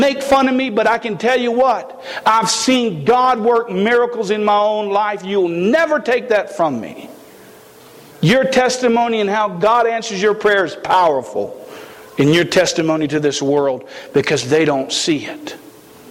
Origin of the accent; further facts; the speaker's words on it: South Carolina, United States; I am from South Carolina. We speak a little funny down there